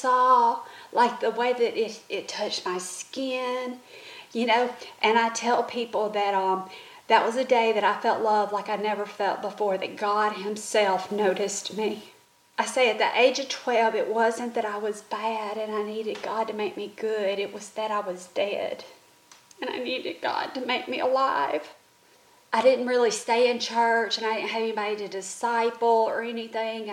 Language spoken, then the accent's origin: English; the South, United States; Growing up in the South